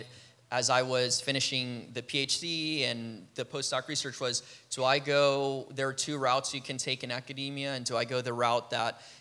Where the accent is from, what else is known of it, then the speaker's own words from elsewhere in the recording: Peru; moved away as an adult; now in United States; I'm from Peru, so I came to college here in the U.S.